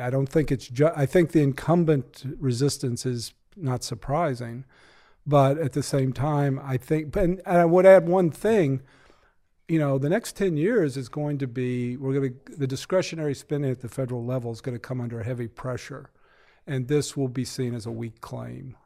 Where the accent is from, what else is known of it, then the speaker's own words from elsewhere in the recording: Massachusetts, United States; I'm from Massachusetts